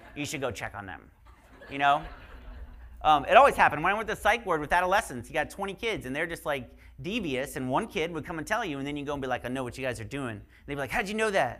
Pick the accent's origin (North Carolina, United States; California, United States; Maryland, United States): North Carolina, United States; I'm from North Carolina